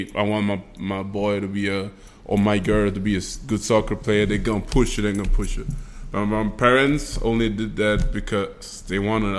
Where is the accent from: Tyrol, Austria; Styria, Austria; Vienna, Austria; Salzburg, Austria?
Vienna, Austria; I am from Vienna, Austria, born and bred.